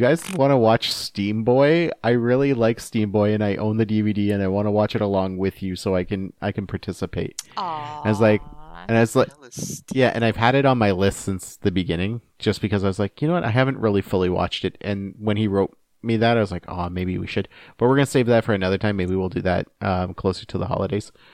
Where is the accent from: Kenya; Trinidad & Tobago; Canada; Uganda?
Canada; as a Canadian